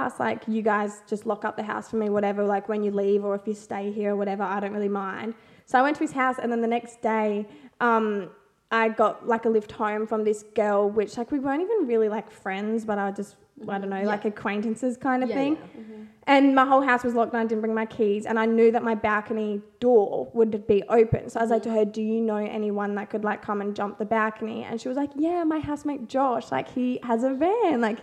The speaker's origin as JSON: {"language": "English", "area": "Barossa", "region": "South Australia", "country": "Australia", "tie": "born or raised there", "also_born_or_lived": "Waikerie, South Australia", "lives_now": "Adelaide, Australia", "said": "I grew up in the Barossa."}